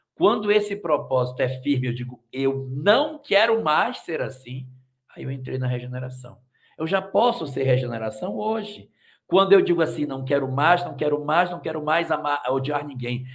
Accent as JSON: {"language": "Portuguese", "town": "Cacoal", "region": "Rondônia", "country": "Brazil", "tie": "born or raised there", "said": "da minha terra, ô oh, meu pai. Isso Cacoal"}